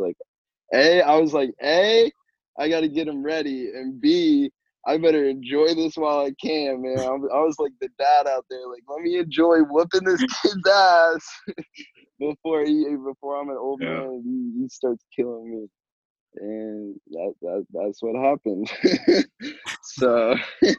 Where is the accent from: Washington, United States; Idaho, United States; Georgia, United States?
Idaho, United States; Me and Johnny, we grew up together in Idaho.